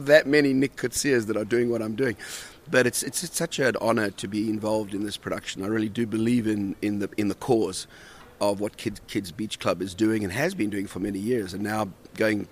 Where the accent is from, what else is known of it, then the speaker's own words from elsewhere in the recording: South Africa; moved away as an adult; also born or lived in Australia; I grew up in South Africa, and then we moved to Australia